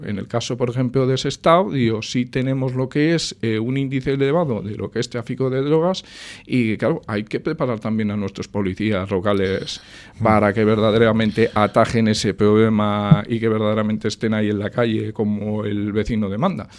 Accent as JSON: {"language": "Spanish", "town": "Sestao", "region": "Basque Country", "country": "Spain", "said": "siempre he querido a mi pueblo, lo sigo queriendo. Sestao para mí es un, vamos, es el bastión de mi vida"}